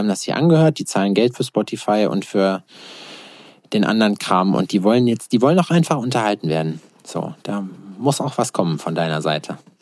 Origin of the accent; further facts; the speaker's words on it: Berlin, Germany; als Berliner